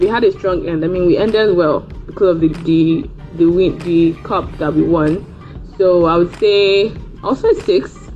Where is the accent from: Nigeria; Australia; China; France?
Nigeria; I am from Nigeria